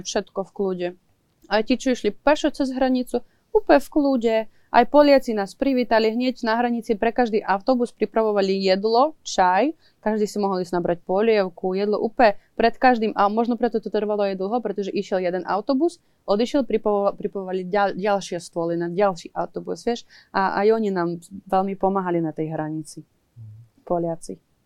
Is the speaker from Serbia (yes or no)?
no; Ivano-Frankivsk, Ivano-Frankivsk Oblast, Ukraine; Slovak is a second language; moved away as an adult; also born or lived in Kyiv; som zo západnej Ukrajiny